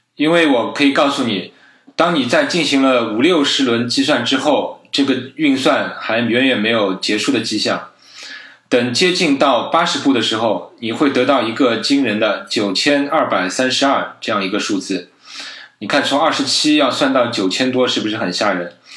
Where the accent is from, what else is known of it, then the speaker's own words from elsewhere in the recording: China; 我们中国人